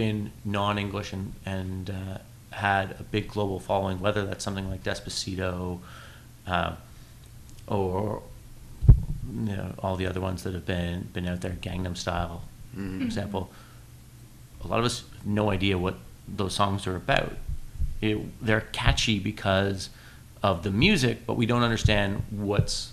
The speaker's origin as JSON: {"language": "English", "country": "Canada", "said": "we're Canadian"}